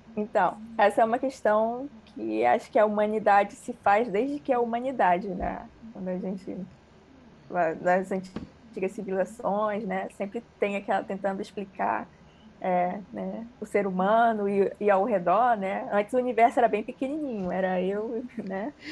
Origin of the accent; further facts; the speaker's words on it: Rio de Janeiro, Brazil; also born or lived in Ceará; Mas eu me mudei para o Rio bem cedo, é, quando eu tinha cinco anos